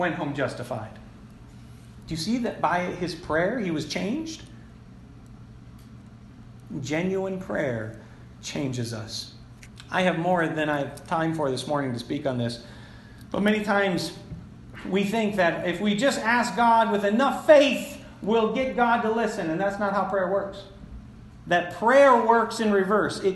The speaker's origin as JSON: {"language": "English", "town": "Florence", "country": "United States", "tie": "born or raised there", "said": "my hometown across the river in Florence"}